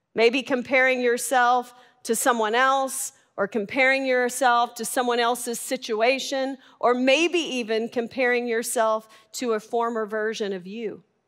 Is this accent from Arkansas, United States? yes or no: yes; Arkansas, United States; I'm from Arkansas.